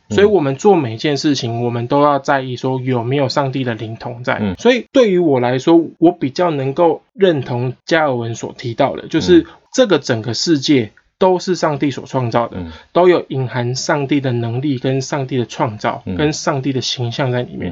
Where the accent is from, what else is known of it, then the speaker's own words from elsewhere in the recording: Taiwan; 我们台湾人